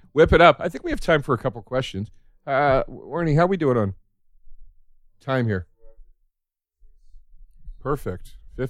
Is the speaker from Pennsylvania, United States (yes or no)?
yes; Philadelphia, Pennsylvania, United States; moved away; we're both from Philly.